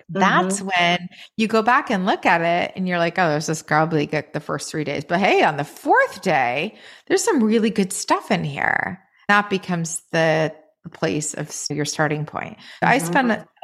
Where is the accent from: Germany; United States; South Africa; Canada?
United States; Maine; moved away; I grew up in Maine in a very rural town surrounded by woods and fields